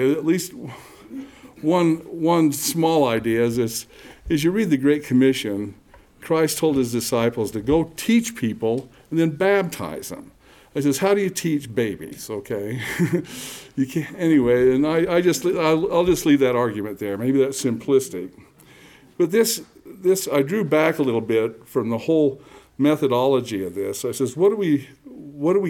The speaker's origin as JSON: {"language": "English", "town": "Provo", "region": "Utah", "country": "United States", "tie": "born or raised there", "also_born_or_lived": "Lehi, Utah", "said": "I'm a native Utah. In fact, I was born in Lehigh, about 8 miles away. And then our parent and my family moved to Provo"}